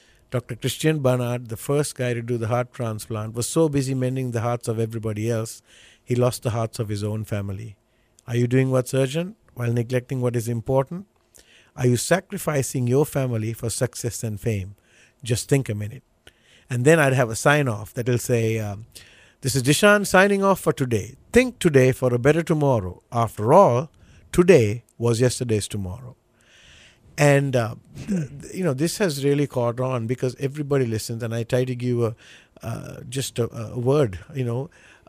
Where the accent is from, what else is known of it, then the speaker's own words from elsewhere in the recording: Sri Lanka; Sri Lanka is an island. It's on the southern tip of India. you know, everybody knows India, so, but it's below India. North south is about 270 miles, east west is about 150, and in this little island we have about almost 21 22 million people.